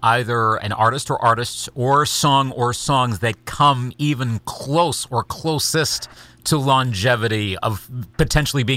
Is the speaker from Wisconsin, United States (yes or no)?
yes; Eau Claire, Wisconsin, United States; born or raised there